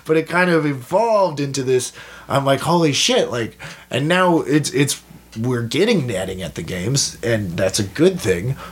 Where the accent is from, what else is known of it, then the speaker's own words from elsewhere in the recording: Toronto, Ontario, Canada; we're from Toronto